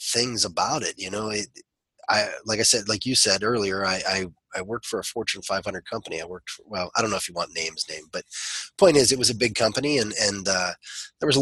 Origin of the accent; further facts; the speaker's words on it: Ohio, United States; also born or lived in West Virginia; We moved from West Virginia to Ohio when I was pretty young, and I started doing Kung Fu at that time